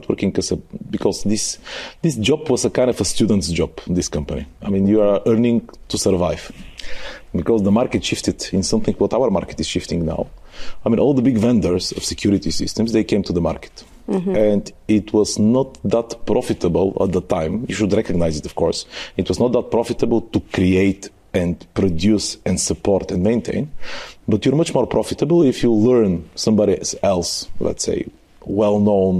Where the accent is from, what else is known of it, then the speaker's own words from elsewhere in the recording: Bulgaria; also born or lived in Germany; I was the guy from Bulgaria, from the from, let's say, the ex-Soviet world.